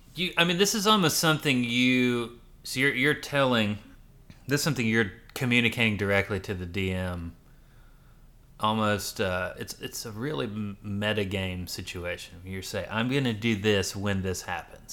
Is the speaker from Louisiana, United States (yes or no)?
yes; Louisiana, United States; moved away; also born or lived in Rochester, New York / New York City; I grew up in Louisiana, but I lived in Rochester, New York before that till I was, like, six.